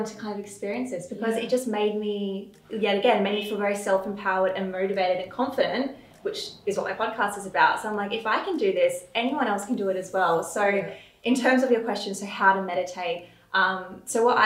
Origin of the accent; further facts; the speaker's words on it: Adelaide, South Australia, Australia; My life growing up in Adelaide, when I look back at my childhood, it was very, very wholesome